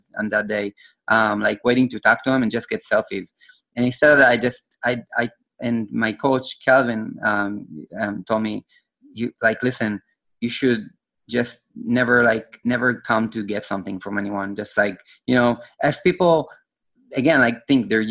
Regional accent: Israel; I'm from Israel

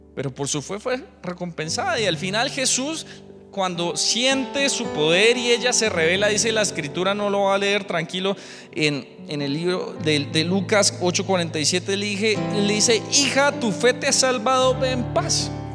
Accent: Colombia; somos gentiles colombianos

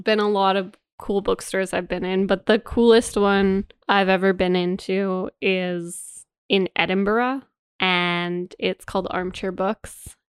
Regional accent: Canada; we are Canadian

